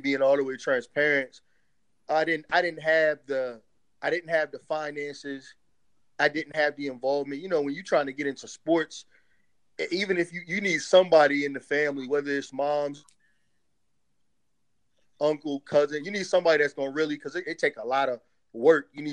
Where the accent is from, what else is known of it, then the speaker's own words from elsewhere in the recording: Hampton, Virginia, United States; also born or lived in New York; they moved us down from New York. I'm originally from New York, and so is my family. They moved us down to Virginia